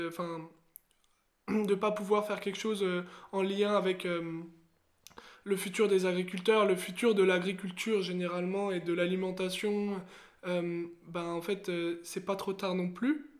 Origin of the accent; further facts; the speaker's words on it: Seine-et-Marne, Île-de-France, France; also born or lived in Haute-Saône; j'ai grandi en Seine-et-Marne, euh, proche euh, de, la, de la banlieue